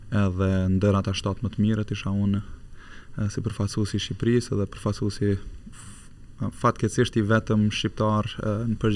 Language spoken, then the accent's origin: Albanian; Kosovo; moved away as an adult; also born or lived in Germany; now in Switzerland; kam lindur në Gjermani, në Gjermani. të Gjermanisë dhe pas luftës um, um, përfundova klasën e parë atje dhe pas luftës vendosëm prind me u kthy vullnetarisht në Kosovë